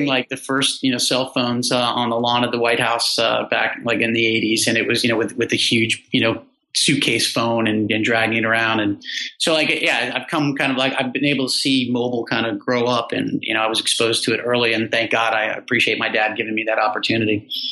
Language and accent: English; New York area, United States; now in Virginia, United States; I love growing up around the New York area.